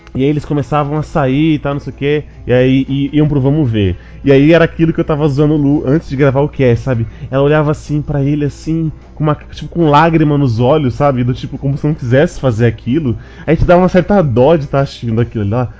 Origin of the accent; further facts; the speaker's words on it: Brazil; eu sou do Brasil